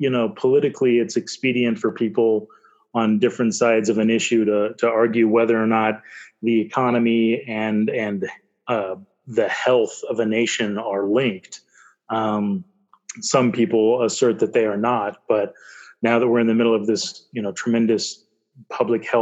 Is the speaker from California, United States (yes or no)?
no; Corrales, New Mexico, United States; I lived in a little town called Corrales at the time